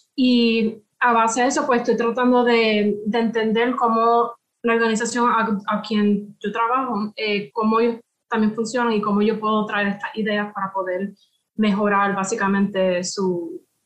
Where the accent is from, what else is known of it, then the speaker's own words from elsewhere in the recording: Puerto Rico; yo soy de Puerto Rico, soy del Caribe